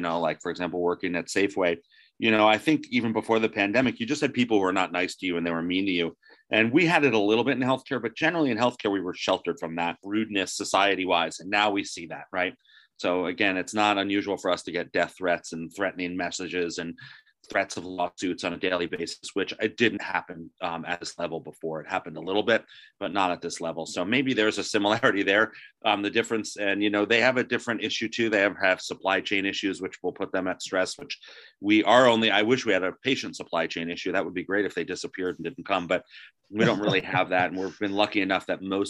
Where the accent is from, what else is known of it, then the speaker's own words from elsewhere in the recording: New Jersey, United States; I was raised in New Jersey